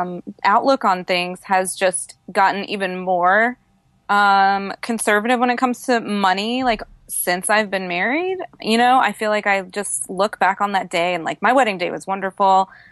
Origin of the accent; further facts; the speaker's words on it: Tennessee, United States; I grew up outside of Nashville, Tennessee, and was raised on Dave Ramsey's very solid advice